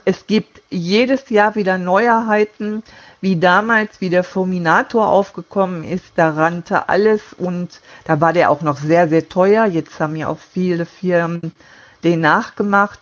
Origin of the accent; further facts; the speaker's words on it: Duisburg, North Rhine-Westphalia, Germany; moved away as an adult; now in Friesenheim, Germany; gebürtig äh, bin ich aus Duisburg. Da habe ich auch bis 2012